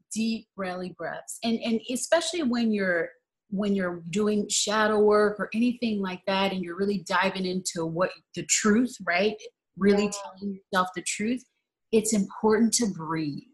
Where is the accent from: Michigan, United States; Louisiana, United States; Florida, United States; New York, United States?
Louisiana, United States; New Orleans; I'm originally from New Orleans.